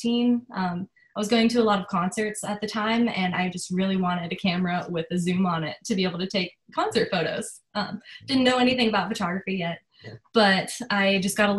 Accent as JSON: {"language": "English", "region": "Pennsylvania", "country": "United States", "moved": "as an adult", "lives_now": "Charleston, United States", "said": "I'm originally from Pennsylvania. So once I moved to Charleston"}